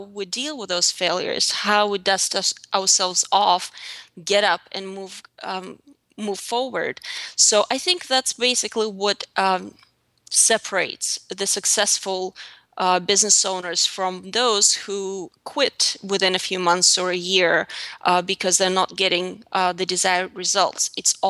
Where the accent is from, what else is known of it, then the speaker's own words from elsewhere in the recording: Russia; As I said before, I grew up in Russia in a very small town south of Moscow, and there was really nothing pretty about my life growing up.